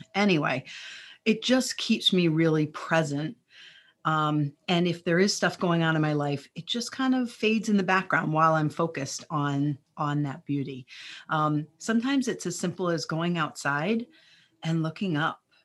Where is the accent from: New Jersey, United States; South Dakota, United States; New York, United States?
New Jersey, United States; also born or lived in Chicago area; now in Chicago, United States; I grew up in New Jersey, so we would go to the Jersey Shore.